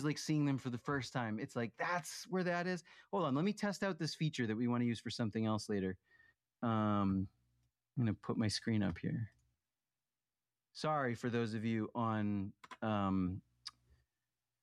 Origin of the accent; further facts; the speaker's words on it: Townsend, Massachusetts, United States; where I grew up in Townsend, the street is right off of 119